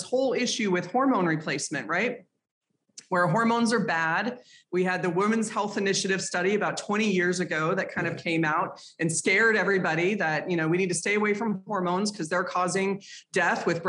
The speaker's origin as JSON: {"language": "English", "town": "Boulder", "region": "Colorado", "country": "United States", "tie": "born or raised there", "said": "I grew up in Boulder, Colorado"}